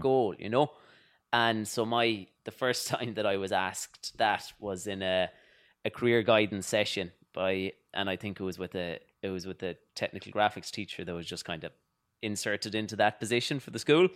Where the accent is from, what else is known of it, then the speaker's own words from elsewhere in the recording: Louisburgh, Connacht, Ireland; moved away as an adult; now in New York, United States; I grew up in Louisbourg in Mayo, and it's a small village